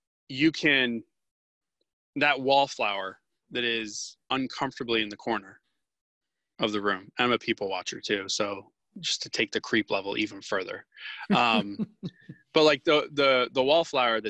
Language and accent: English; Florida, United States; I'm from Florida.